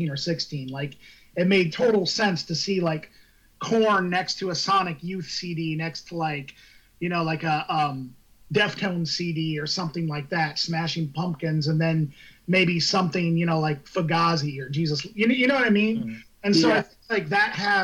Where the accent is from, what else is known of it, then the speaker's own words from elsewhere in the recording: Muscatine, Iowa, United States; growing up in Muscatine, Iowa, between the and going to high school between, like, 1996 and 99